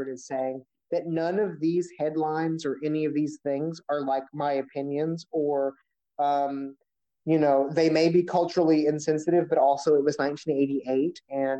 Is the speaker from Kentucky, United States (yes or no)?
yes; Kentucky, United States; I'm from Kentucky.